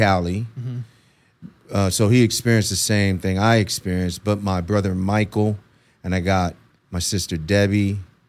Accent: Aguadilla, Puerto Rico; born there; So I was born in Aguadilla, Puerto Rico.

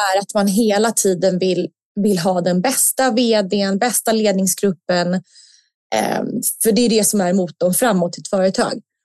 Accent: Sweden; som svensk

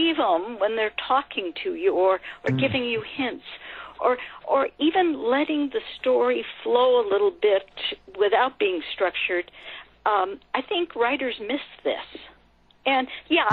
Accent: California, United States; I grew up in California

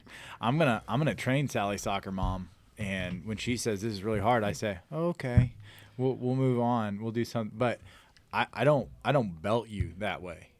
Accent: Elvins, Missouri, United States; So I'm born and raised in the Farmington area, uh, from Elvins, Missouri

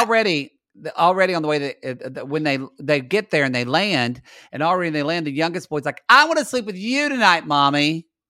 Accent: Lone Grove, Oklahoma, United States; moved away; also born or lived in Ardmore, Oklahoma; I'm actually from Lone Grove, which is four thousand people.

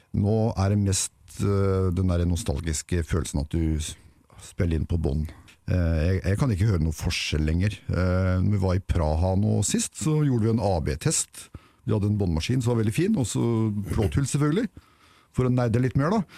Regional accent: Ål, Buskerud, Norway; moved away; hjemme på Ål for å gjøre siviltjeneste

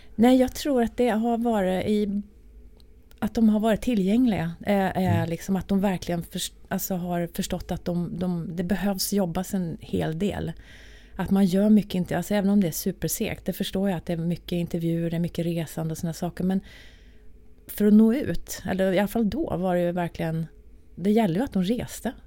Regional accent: Arvika, Värmland, Sweden; moved away as an adult; now in Stockholm, Sweden; när jag bodde då i Arvika, där jag kommer ifrån

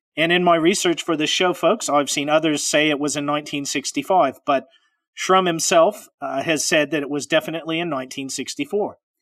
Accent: Pacific Northwest, United States; I'm from the Pacific Northwest.

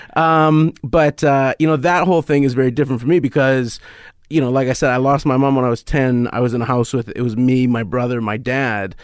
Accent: Canada; as a Canadian

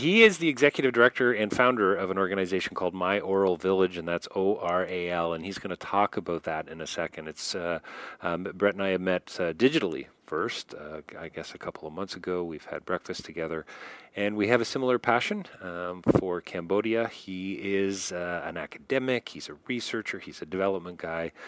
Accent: Toronto, Ontario, Canada; I grew up in Rexdale, a city outside of Toronto.

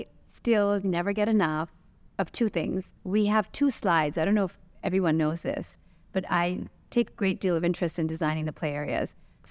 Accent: Santa Monica, California, United States; now in Dubai, United Arab Emirates; growing up in California, Santa Monica, the first answer would be obviously the beach and the water.

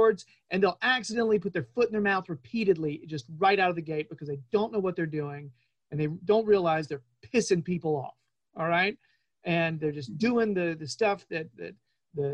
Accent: Winston-Salem, North Carolina, United States; I'm from Winston-Salem, North Carolina

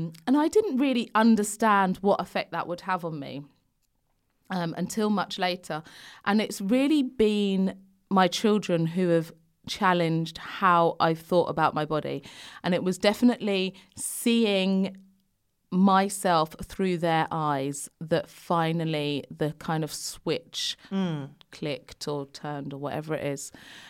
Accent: London, United Kingdom; I grew up in London, but it was predominantly white area then.

